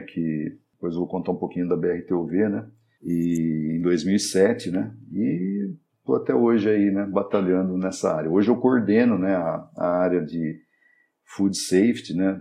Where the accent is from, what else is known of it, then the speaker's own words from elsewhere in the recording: Valinhos, São Paulo, Brazil; eu sou natural, né, aqui de Valinhos